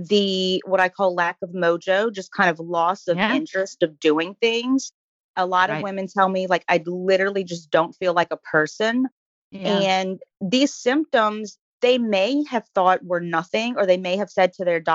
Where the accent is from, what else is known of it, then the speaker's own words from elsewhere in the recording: New Orleans, Louisiana, United States; I am from New Orleans, born and raised